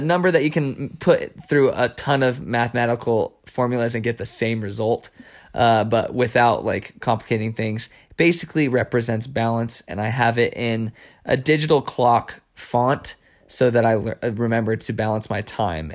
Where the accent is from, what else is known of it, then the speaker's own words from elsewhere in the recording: New Mexico, United States; growing up in New Mexico